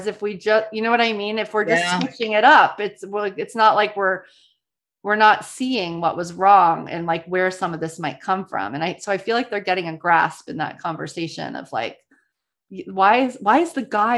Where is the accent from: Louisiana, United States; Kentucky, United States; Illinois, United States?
Louisiana, United States; New Orleans; I'm from New Orleans. And so, you know, every year it's like super fun for me to teach my tradition that I was brought up with around Mardi Gras